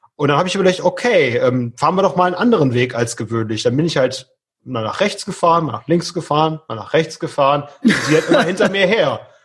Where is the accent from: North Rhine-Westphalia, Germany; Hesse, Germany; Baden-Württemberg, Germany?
North Rhine-Westphalia, Germany; Leverkusen; bei uns in Leverkusen